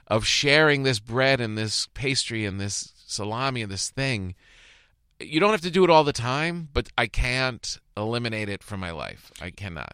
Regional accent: Bergen County, New Jersey, United States; moved away; also born or lived in East Rutherford, New Jersey; I lived in Bergen County my whole childhood

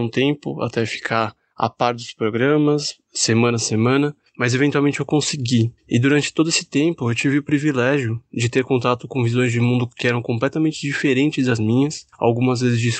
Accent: São Paulo, Brazil; eu tenho 28 anos, sou de São Paulo, sou geólogo.

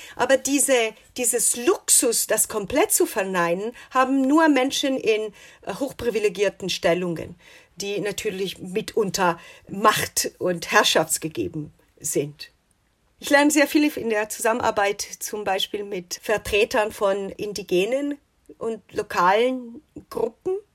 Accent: Italy; now in United States; als Italienerin

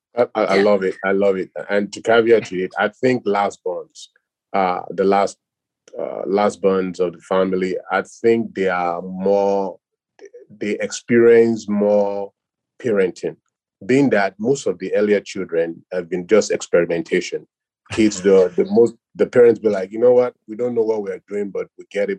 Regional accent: Nigeria; now in United States; born and raised in Nigeria

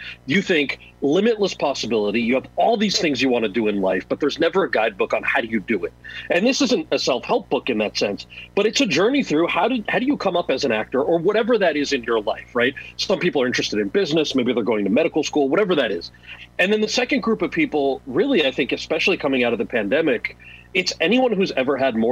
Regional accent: New Jersey, United States; my brother and I are born and raised in New Jersey

